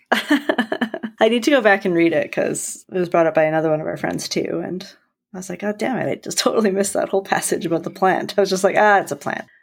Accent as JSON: {"language": "English", "country": "Canada", "said": "We're Canadian"}